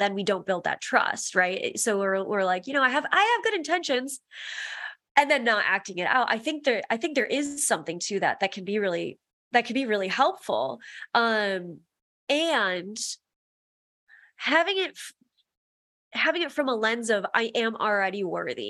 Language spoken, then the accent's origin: English; Midwest, United States; growing up in the Midwest